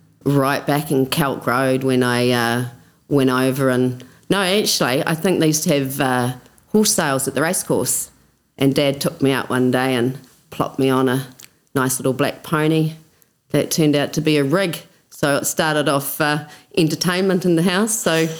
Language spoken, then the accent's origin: English; Oamaru, Otago, New Zealand; also born or lived in Christchurch, New Zealand; I was certainly raised here, Went right through St. Joe's, then on to St. Kevin's.